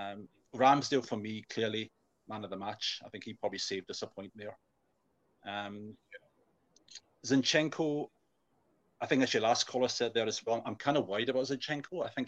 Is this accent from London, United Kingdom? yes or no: no; Glasgow, Scotland, United Kingdom; I'm from Glasgow.